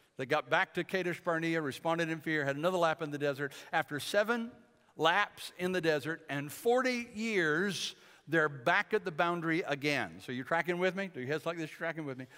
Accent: Michigan, United States; I grew up in Michigan

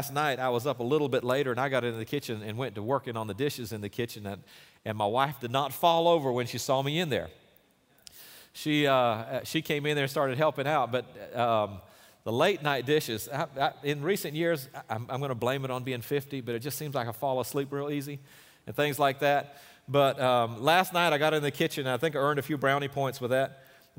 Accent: Durban, KwaZulu-Natal, South Africa; born there; he mentioned that I was born in Durban, South Africa.

